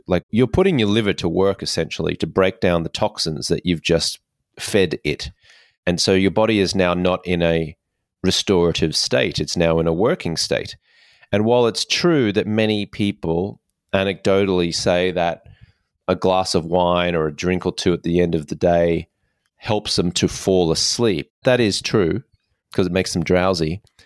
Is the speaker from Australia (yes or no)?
yes; Australia; I grew up in Australia